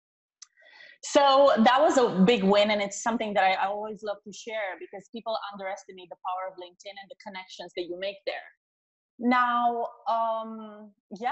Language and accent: English; Romania; moved away as an adult; also born or lived in Chicago; now in San Diego, United States; I'm originally from Romania